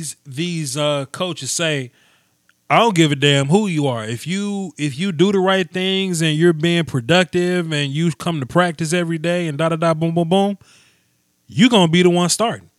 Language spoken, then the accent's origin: English; Natchez, Mississippi, United States; I'm from Natchez, 100%